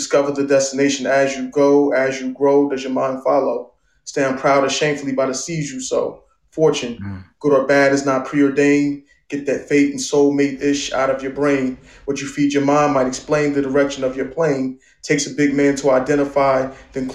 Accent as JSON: {"language": "English", "town": "Newark", "region": "New Jersey", "country": "United States", "tie": "born or raised there", "said": "I reside in Newark and I'm from Newark. I was born in Newark"}